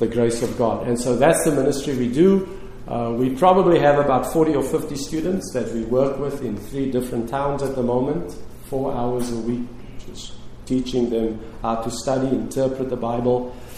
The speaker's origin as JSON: {"language": "English", "town": "Cape Town", "region": "Western Cape", "country": "South Africa", "tie": "born or raised there", "said": "Lorraine and I, my wife who is with me today, we grew up in Cape Town, South Africa, and that's where we lived and continue to live"}